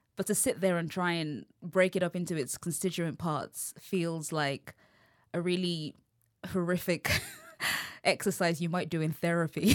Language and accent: English; London, United Kingdom; accent: English; I'm from London